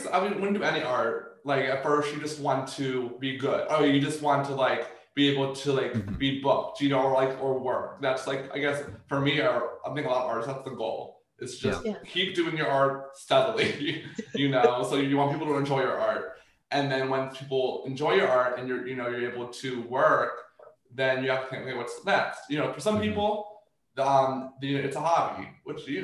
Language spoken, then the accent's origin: English; Columbia, Maryland, United States; I grew up like in Columbia, Maryland